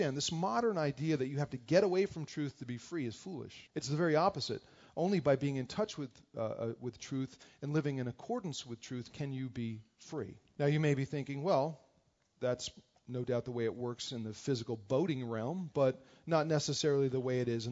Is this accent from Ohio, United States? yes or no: no; New Jersey, United States; moved away; We grew up together in New Jersey